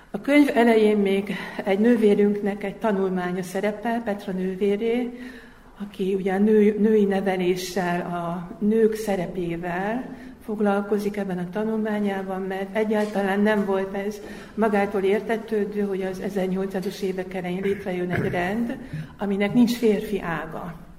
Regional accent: Hungary; moved away as an adult; now in Zrenjanin, Serbia; magyarországi magyar vagyok, és én nyolc évvel ezelőtt kerültem ide. Egy idegen országba

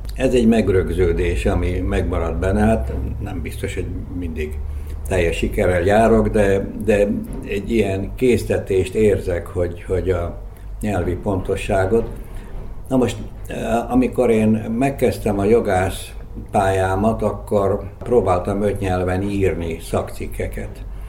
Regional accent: Zrenjanin, Vojvodina, Serbia; first language Hungarian; moved away; also born or lived in Belgrade; egy ismert családhoz tartoztam. Kicsit fontoskodásnak tűnik, de hát Becskéreken ez egy, ez egy tény volt akkor.

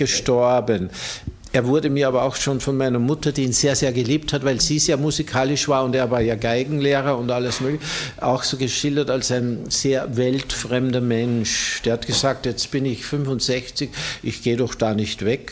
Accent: Austria; bei uns in Österreich

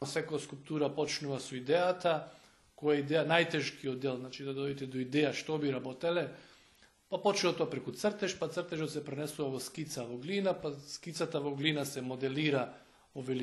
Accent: Makedonski Brod, North Macedonia; born or raised there; moved away as an adult; also born or lived in Skopje; now in Belgrade, Serbia

